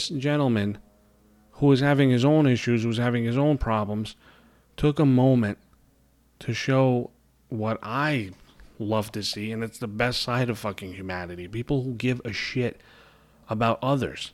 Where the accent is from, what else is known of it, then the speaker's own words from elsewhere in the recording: New York City, New York, United States; accent: New York; you hear my accent, you know I live in New York. I live in Brooklyn, New York